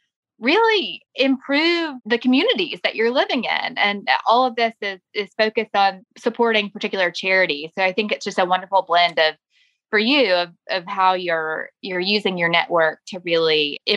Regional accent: Louisville, Kentucky, United States; when I'm somewhere outside of Louisville and say that I'm from Louisville, Kentucky

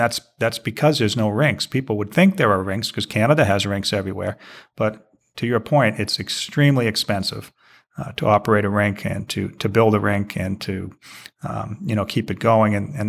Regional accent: Arlington, Massachusetts, United States; moved away as an adult; also born or lived in Maine; before I attended the University of Maine, I grew up in Massachusetts and went to high school in Massachusetts. And every single town, just about where I grew up, every town had its own hockey rink. So literally 5 miles away, you know, I grew up in Arlington.

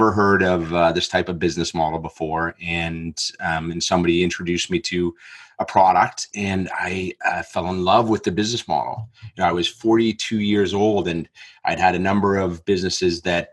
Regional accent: Canada; moved away as an adult; now in Australia; I am from Canada originally, but I had moved to Australia about 8 years ago.

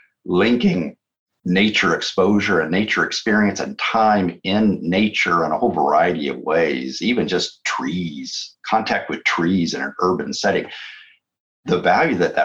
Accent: San Joaquin Valley, California, United States; moved away; I grew up in California, in the San Joaquin Valley of California

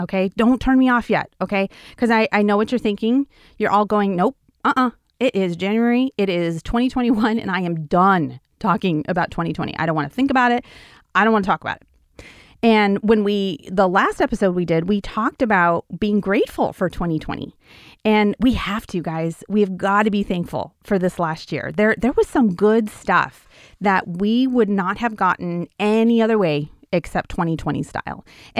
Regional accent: Wyoming, United States; So I grew up in Wyoming on a ranch. And when you grow up in Wyoming on a ranch, you, they pretty much let you do things that you kind of wouldn't do if you were just a city dweller, right?

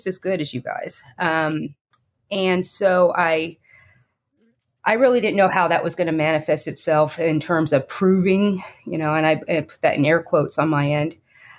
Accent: Fort Worth, Texas, United States; Well, first of all, I was born in Fort Worth and raised in the Mid-Cities, Fort Worth area.

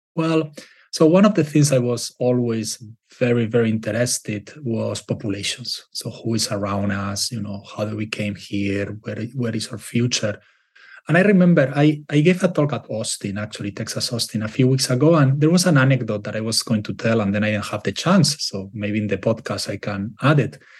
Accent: Spain; moved away; I'm from Spain

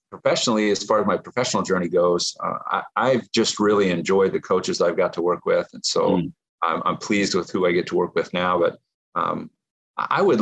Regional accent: Nebraska, United States; My former pastor, when I was growing up in Nebraska

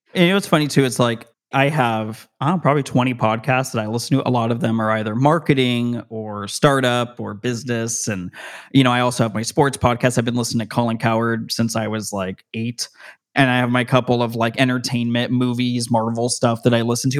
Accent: Las Vegas, Nevada, United States; I'm from Las Vegas, Nevada

